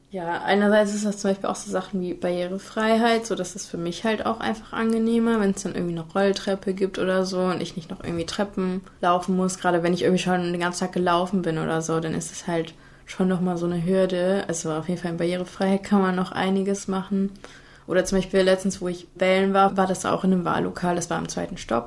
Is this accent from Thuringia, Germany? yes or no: no; Cologne, North Rhine-Westphalia, Germany; im Vorort von Köln aufgewachsen